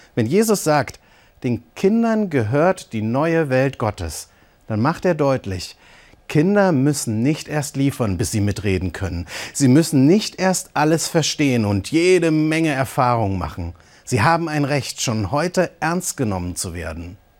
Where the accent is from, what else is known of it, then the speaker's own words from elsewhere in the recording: Eisenach, Thuringia, Germany; Da bin ich als Teenager in Eisenach auch auf die Straße.